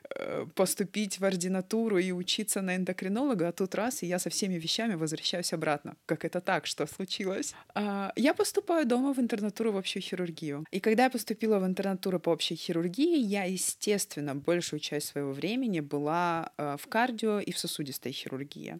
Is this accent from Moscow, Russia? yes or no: no; Vladikavkaz, North Ossetia–Alania, Russia; first language Russian and Ossetian; moved away as an adult; also born or lived in Astrakhan; now in Düsseldorf, Germany; Я родом из Северной Осетии, мне сейчас 33 года.